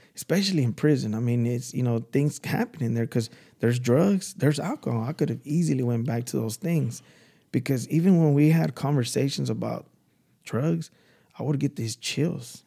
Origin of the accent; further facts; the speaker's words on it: Dallas, Texas, United States; I'm from Dallas.